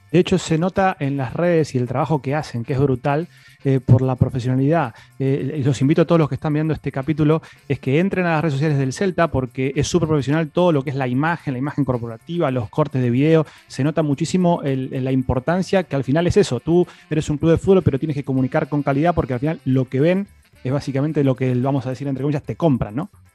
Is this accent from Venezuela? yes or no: no; Argentina; como argentino